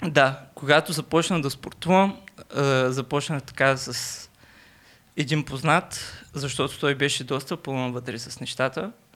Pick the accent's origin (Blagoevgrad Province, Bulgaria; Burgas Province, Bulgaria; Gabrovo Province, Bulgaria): Burgas Province, Bulgaria; Burgas; accent: Burgas; moved away as an adult; now in Sofia, Bulgaria; от град Бургаса